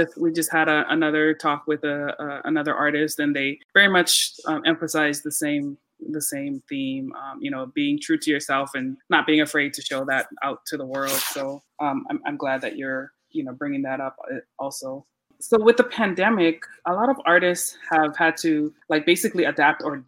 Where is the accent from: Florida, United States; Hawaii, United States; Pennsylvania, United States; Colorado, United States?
Hawaii, United States; now in Maryland, United States; I actually live in Maryland. I'm originally from Hawaii